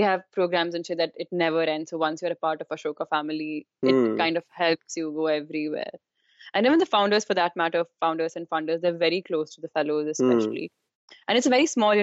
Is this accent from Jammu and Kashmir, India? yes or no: yes; Jammu and Kashmir, India; moved away as an adult; I was born in Kashmir. My parents live there, and I've lived there for like first 18 years of my life.